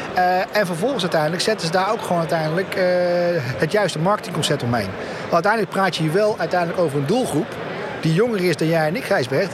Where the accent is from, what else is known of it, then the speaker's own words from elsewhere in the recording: Netherlands; We zijn toch Nederlander